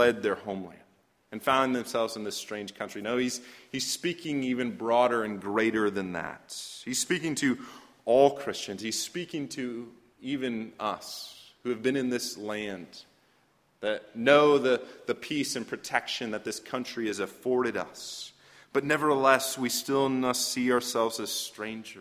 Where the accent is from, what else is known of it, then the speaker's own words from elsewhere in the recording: Fresno, California, United States; I grew up in Fresno, California